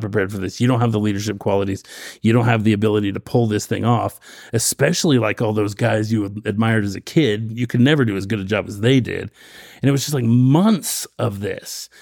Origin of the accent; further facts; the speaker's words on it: Roseburg, Oregon, United States; When I grew up in Roseburg, um, the stake there, every summer I was a young man